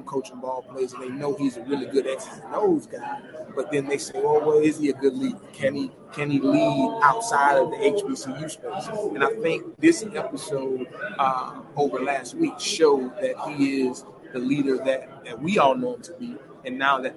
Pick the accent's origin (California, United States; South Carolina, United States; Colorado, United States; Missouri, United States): South Carolina, United States; Orangeburg; I'm from Orangeburg